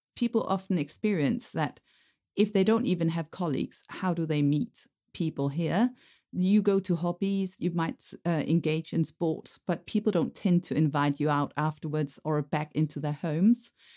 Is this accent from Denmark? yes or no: yes; Denmark; moved away